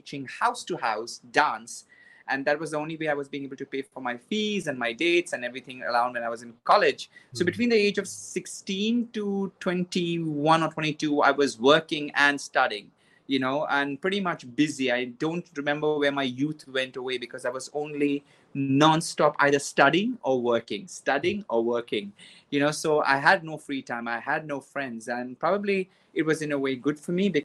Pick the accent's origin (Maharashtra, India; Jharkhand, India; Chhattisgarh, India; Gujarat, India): Maharashtra, India; Mumbai; I was born in Mumbai